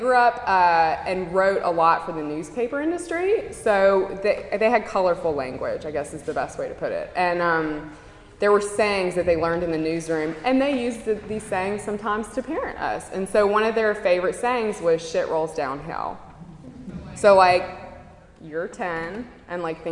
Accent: Mississippi, United States; I'm from Mississippi

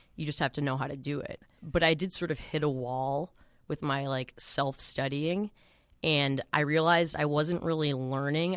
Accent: Boston, Massachusetts, United States; also born or lived in Newton; I'm from Boston. I've been living at home in Newton.

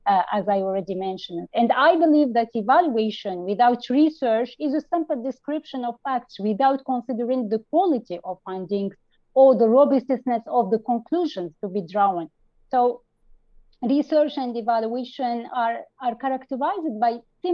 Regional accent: Tunisia; I am from Tunisia, a young emerging evaluator

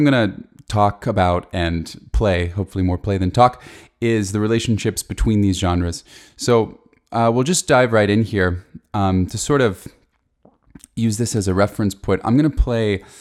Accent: Asheville, North Carolina, United States; I grew up here in Asheville, North Carolina

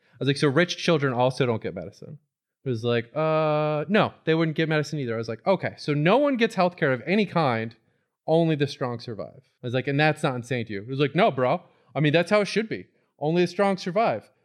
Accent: Florida, United States; my childhood growing up in Florida

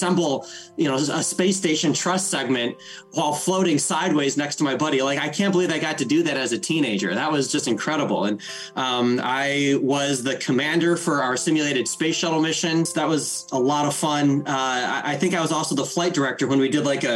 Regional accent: South Central Michigan, United States; I grew up in South Central Michigan in the mid to late 80s and into the 90s, of course. And, you know, grew up in rural Michigan

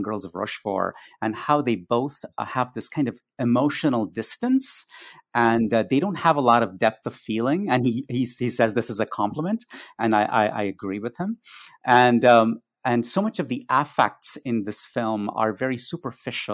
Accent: India; growing up in India

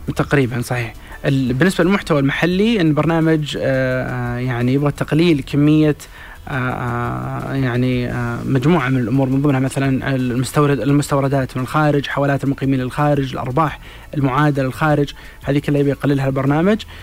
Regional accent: Saudi Arabia; عندنا في السعودية

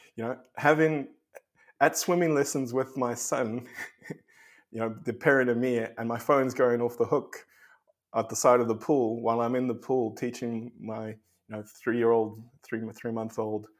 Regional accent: South Africa; moved away as an adult; also born or lived in Australia; I grew up in South Africa

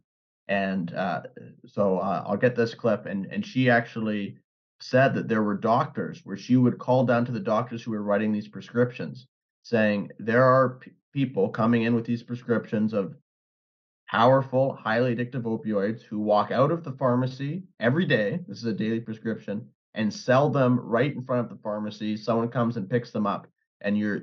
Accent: British Columbia, Canada; growing up on the West Coast or the left coast of Canada here in British Columbia, for the past 20 years

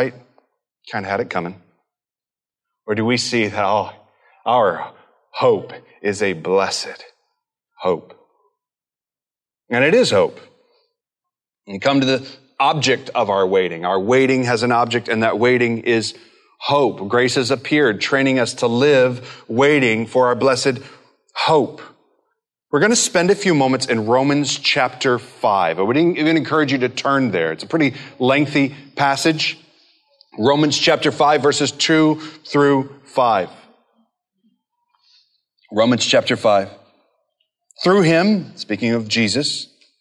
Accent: Midwest, United States; growing up in the Midwest and a family that didn't really take travel for vacations

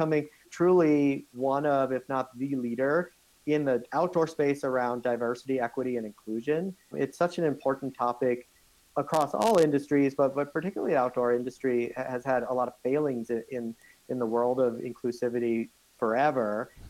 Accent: South Africa; born there; Actually, I can't. I was born in South Africa.

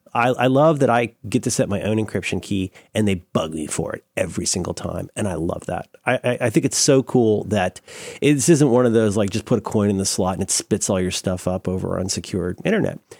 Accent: Tallahassee, Florida, United States; moved away; I grew up mostly in Florida.

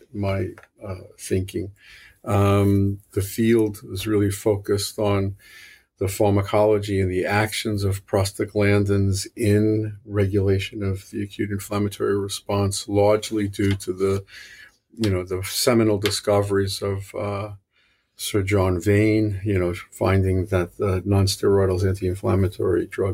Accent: New York City, New York, United States; accent: New York City; moved away; you could probably hear this is a New York City accent. It's not a it's not a Boston accent. I'm originally from New York, and I went to school in New York

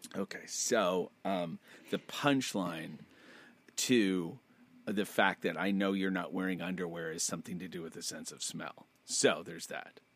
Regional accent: United States; I'm American

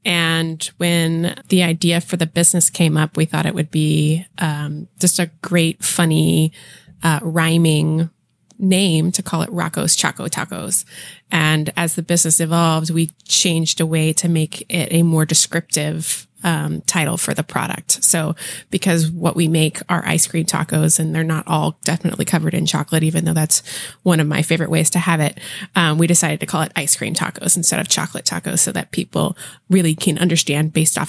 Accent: California, United States; so I was born and raised here in the Bay Area and went to school in Santa Cruz

